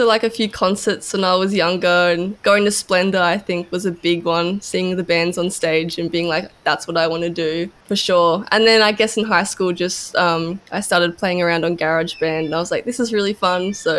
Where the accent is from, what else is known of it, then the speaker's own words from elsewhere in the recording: Kingscliff, New South Wales, Australia; now in Byron Bay, Australia; I'm 21. I'm from Kingscliff.